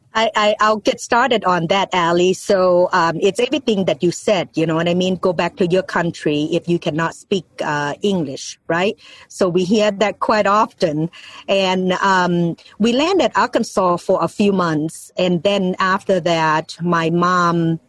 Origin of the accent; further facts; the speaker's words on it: Ban Sombang, Laos; English is a second language; now in United States; I was born in Laos, and um, the name of the little town is called Ban Sombang